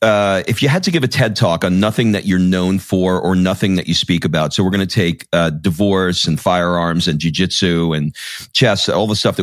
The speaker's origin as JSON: {"language": "English", "town": "New York City", "region": "New York", "country": "United States", "tie": "born or raised there", "said": "I grew up in Queens."}